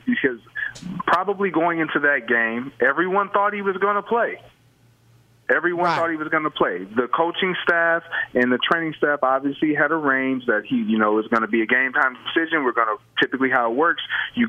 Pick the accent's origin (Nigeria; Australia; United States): United States; Michigan; I'm from Michigan.